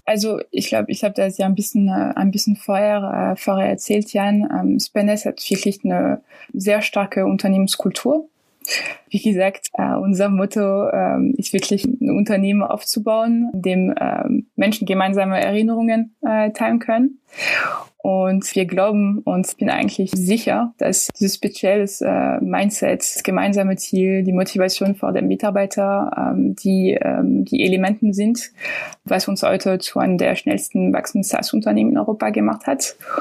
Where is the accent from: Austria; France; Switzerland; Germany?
France; German is a second language; moved away; ich bin Französin